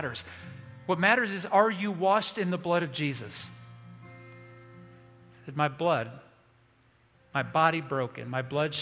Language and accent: English; Indiana, United States; moved away; I grew up in Indiana